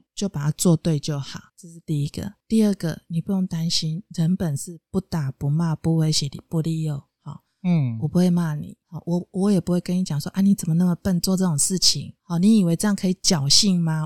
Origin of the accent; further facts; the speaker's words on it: central Taiwan, Taiwan; 因为我们中部人的生活其实确实是比较安逸一点的。